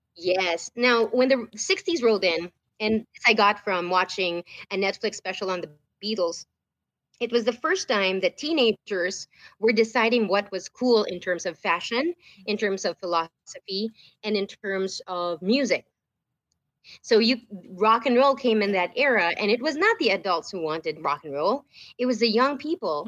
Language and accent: English; Manila, Metro Manila, Philippines; moved away as an adult; now in United States; i lived the whole t- my whole life in the philippines